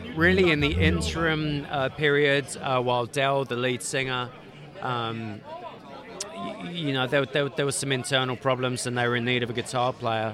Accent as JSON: {"language": "English", "region": "London", "country": "United Kingdom", "moved": "as an adult", "lives_now": "Atlanta, United States", "said": "I am a Londoner"}